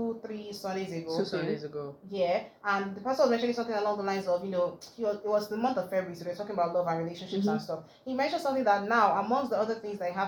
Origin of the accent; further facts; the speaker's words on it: Nigeria; the new reality of being a Nigerian